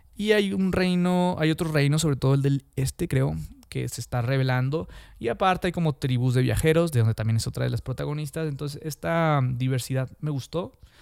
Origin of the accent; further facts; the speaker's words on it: Mexico; yo soy de México, de Latinoamérica